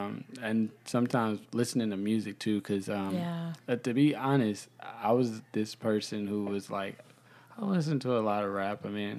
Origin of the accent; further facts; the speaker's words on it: North Carolina, United States; I'm from North Carolina.